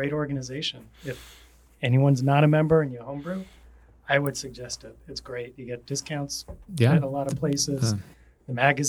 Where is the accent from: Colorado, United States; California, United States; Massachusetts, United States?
Massachusetts, United States; moved away; I'm from Massachusetts